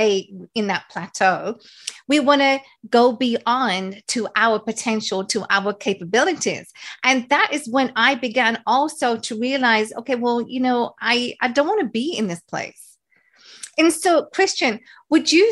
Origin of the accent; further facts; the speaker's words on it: India; moved away; growing up where I grew up in India